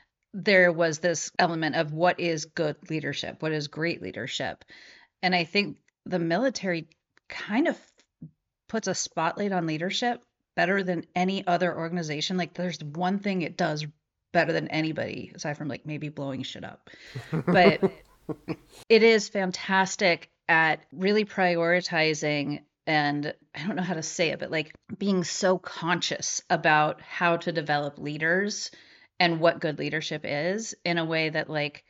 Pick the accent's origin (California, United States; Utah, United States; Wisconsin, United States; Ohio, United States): California, United States; San Francisco; I am from California. San Francisco, to be precise. And so very different climate growing up and different attitude towards the armed services.